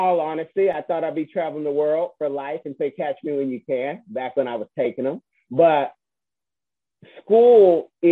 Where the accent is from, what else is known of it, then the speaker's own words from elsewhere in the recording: the Bay Area, California, United States; also born or lived in Seattle; now in Florida, United States; I'm from the Bay Area